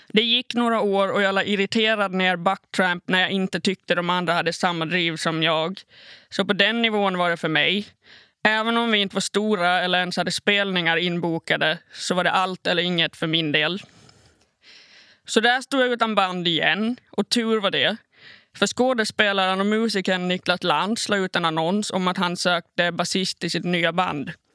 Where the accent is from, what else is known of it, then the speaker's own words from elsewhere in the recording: Åland Islands; also born or lived in Malmö, Sweden; spela i garageband hemma på Åland